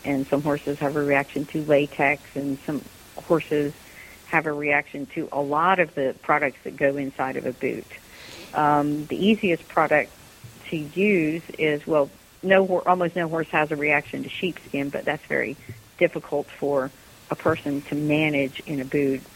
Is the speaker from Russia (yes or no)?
no; United States; as an American